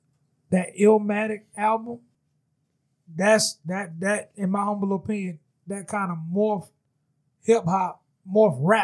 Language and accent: English; New Orleans, Louisiana, United States; I'm from the West Bank.